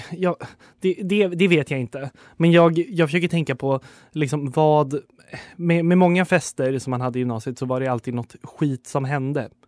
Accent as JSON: {"language": "Swedish", "town": "Stockholm", "region": "Stockholm County", "country": "Sweden", "said": "som stockholmare"}